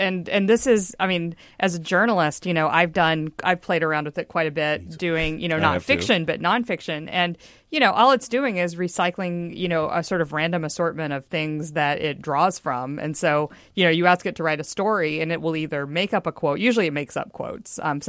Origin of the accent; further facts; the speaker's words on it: Texas, United States; also born or lived in Mississippi, United States; I'm from Texas and before that, Mississippi.